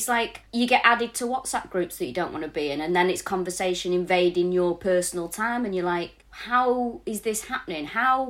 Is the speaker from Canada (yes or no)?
no; Manchester, North West England, United Kingdom; moved away as an adult; now in London, United Kingdom; I'm from Manchester